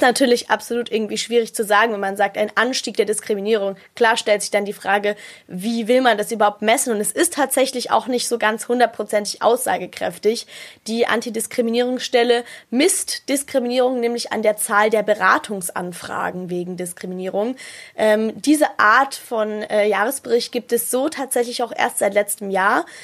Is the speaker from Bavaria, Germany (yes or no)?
yes; Munich, Bavaria, Germany; bei uns in Bayern, also in München